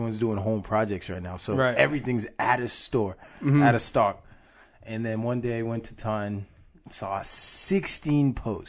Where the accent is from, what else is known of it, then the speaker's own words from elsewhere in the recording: Boston, Massachusetts, United States; We're from Boston.